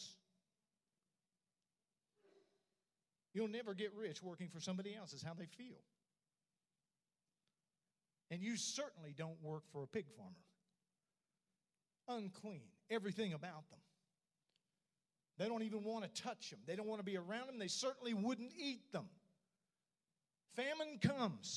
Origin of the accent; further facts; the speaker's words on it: Oklahoma City, Oklahoma, United States; moved away; drive to Oklahoma City And that was my stomping ground